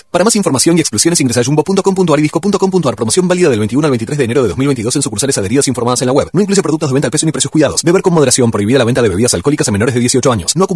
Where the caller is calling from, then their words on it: Río Grande, Tierra del Fuego, Argentina; Hola, los estoy escuchando … de Río Grande.